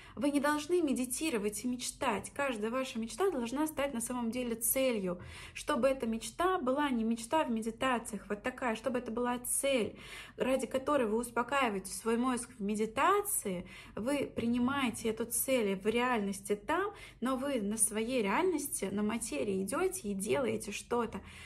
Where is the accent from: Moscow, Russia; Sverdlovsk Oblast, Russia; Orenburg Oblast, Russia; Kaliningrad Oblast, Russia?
Orenburg Oblast, Russia; Orsk; moved away as an adult; also born or lived in Saint Petersburg; Орск — это мой родной город в Оренбургской области. Можете посмотреть на карте, где это, граница с Казахстаном. Я там выросла